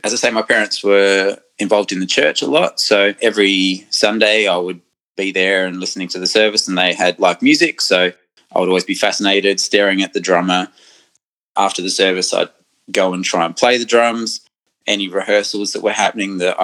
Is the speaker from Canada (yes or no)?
no; Adelaide, South Australia, Australia; I was born in Adelaide